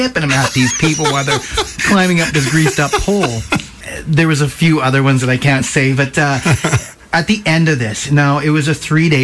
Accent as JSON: {"language": "English", "town": "Nelson", "region": "British Columbia", "country": "Canada", "tie": "born or raised there", "said": "I was brought up here in Nelson. I went to South Nelson School"}